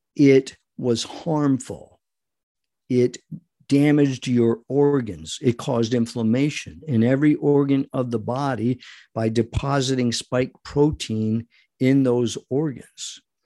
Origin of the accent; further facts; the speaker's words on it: Rhode Island, United States; I was born and raised in Rhode Island, not far from New York